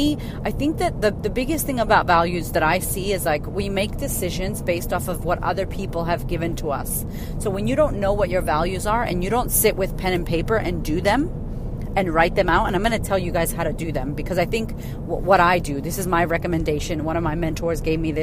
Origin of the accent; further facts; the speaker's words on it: United States; I'm American